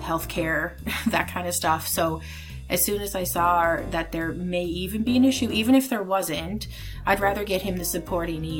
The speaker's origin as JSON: {"language": "English", "town": "Mount Pearl", "region": "Newfoundland and Labrador", "country": "Canada", "also_born_or_lived": "Regina, Saskatchewan", "moved": "as an adult", "said": "I'm originally from Mount Pearl, Newfoundland"}